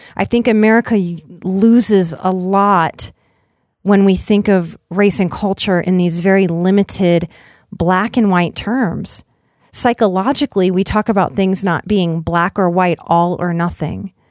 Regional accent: Southern Louisiana, United States; growing up in Southern Louisiana

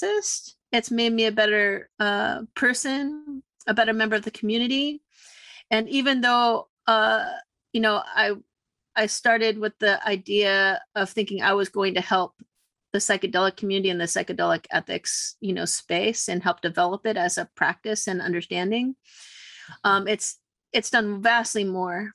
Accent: California, United States; I grew up in California, born and raised, multiple generations

